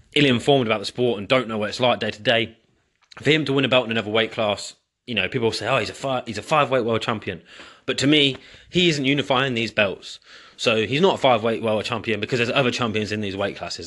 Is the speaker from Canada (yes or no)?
no; England, United Kingdom; I'm English